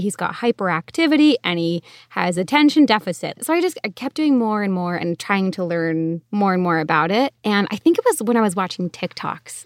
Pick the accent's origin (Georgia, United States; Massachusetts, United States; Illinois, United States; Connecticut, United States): Connecticut, United States; now in Arizona, United States; I grew up in Connecticut, so yeah, East Coast, but now we live out in Arizona